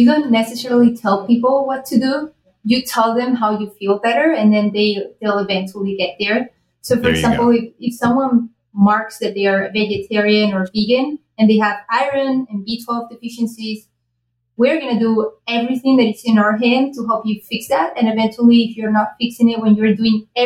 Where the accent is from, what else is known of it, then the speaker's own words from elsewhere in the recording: Spain; now in United States; I'm originally from Spain